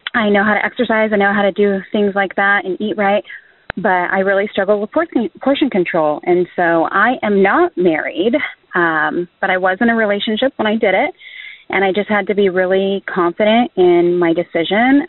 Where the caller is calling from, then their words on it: San Diego, California, United States; I'm calling from San Diego